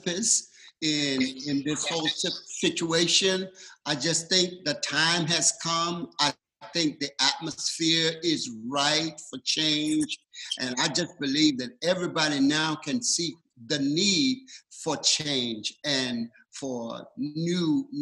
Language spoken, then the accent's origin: English; the rural South, United States; moved away as an adult; now in West Coast, United States; the rural South, and that's where I'm from. But I moved my family from the South to the West Coast